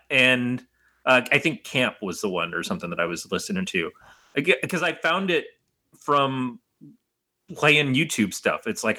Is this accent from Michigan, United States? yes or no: yes; Detroit, Michigan, United States; I grew up in Detroit